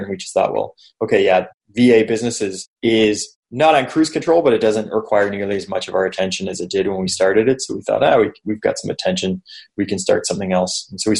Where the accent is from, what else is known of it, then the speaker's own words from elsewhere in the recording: Canada; accent: Canadian; moved away as an adult; also born or lived in Toronto, Canada / Buenos Aires, Argentina; I was living back in Canada. So I'm Canadian. People probably noticed by the accent. So I was living in Canada, just in Toronto